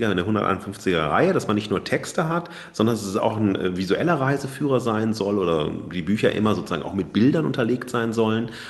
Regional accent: North Rhine-Westphalia, Germany; Äh, ich komme ja aus dem Ruhrgebiet, ne?

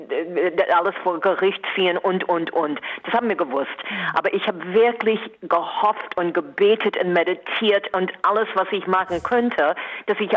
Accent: United States; now in Berlin, Germany; Und es ist diese, die, mein Land, meine Heimat ist einfach so gespalten.

